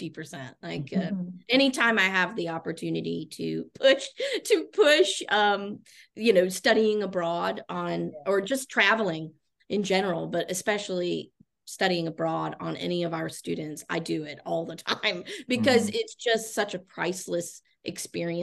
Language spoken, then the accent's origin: English; Chattanooga, Tennessee, United States; also born or lived in Italy; now in Orlando, United States; I'm originally from the Chattanooga, Tennessee area. In fact, I grew up on the very mountain where Covenant College is located